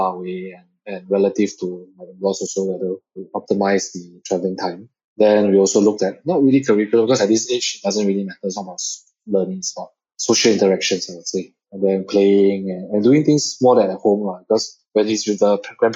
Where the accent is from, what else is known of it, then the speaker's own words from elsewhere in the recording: Singapore; being Singaporean, we all went to the army